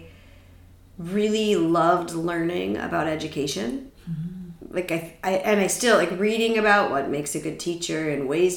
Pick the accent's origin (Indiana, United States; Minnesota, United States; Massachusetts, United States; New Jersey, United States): Minnesota, United States; Roseville; also born or lived in Nashville, Tennessee; I grew up in mostly in Roseville area, Falcon Heights